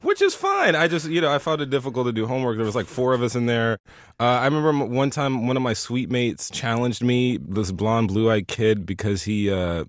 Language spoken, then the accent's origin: English; the South, United States; I'm from the South, so I say y'all